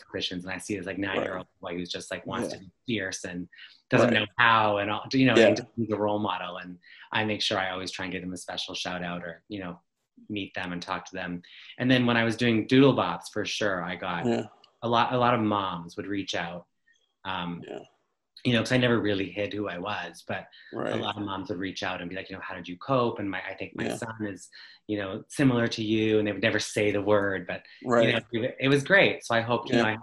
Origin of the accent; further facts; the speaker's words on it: Ottawa, Ontario, Canada; I'm from Ottawa, Ontario, in Canada.